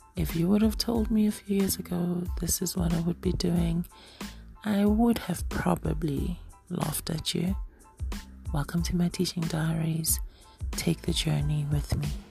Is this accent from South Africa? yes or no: yes; South Africa; I'm South African